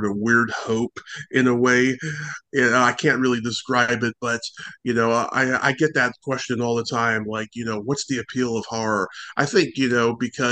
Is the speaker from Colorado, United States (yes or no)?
no; San Francisco, California, United States; I am born and raised in San Francisco, California